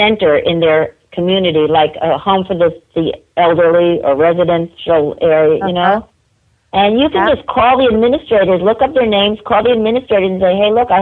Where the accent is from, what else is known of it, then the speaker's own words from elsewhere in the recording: New York, United States; I'm a New Yorker